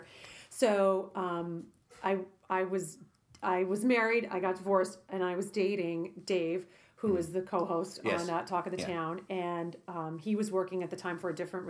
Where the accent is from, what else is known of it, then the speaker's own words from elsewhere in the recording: New York City, New York, United States; moved away; growing up in Brooklyn